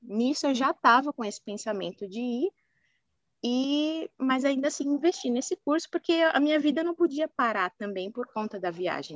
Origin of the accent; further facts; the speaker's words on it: São Paulo, Brazil; eu sou aqui de São Paulo, capital, nasci e criada